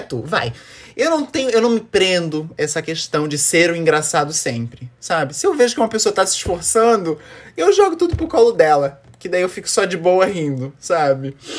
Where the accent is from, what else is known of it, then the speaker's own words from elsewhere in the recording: Florianópolis, Santa Catarina, Brazil; eu sou de Floripa, Santa Catarina